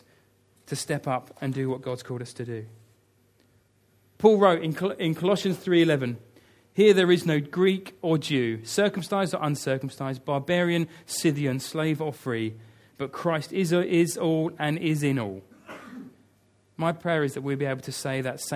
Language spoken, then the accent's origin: English; United Kingdom; I love being British.